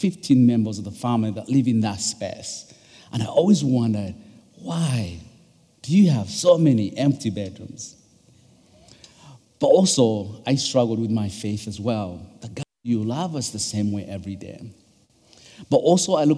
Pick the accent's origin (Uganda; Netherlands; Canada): Uganda; English is a second language; now in United States; I'm originally from Uganda. My dad is from Uganda, and my mom is from Rwanda, but born and raised in Uganda